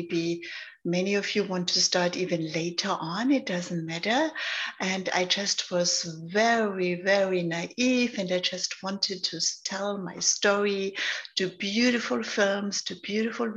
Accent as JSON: {"language": "English", "country": "Germany", "tie": "born or raised there", "also_born_or_lived": "London, United Kingdom", "accent": "German", "moved": "yes", "lives_now": "Los Angeles, United States", "said": "I'm born in Germany. So maybe you hear my accent. I'm German."}